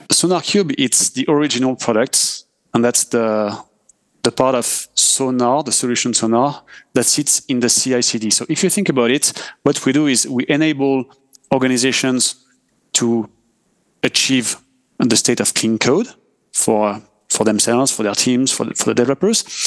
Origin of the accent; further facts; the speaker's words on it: France; accent: French; English is a second language; I'm French, as uh, we can hear with my accent